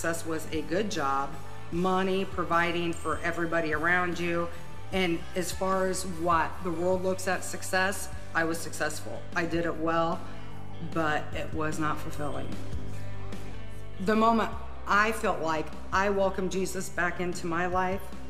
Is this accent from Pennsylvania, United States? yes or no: no; Huntington, Indiana, United States; I'm from Huntington.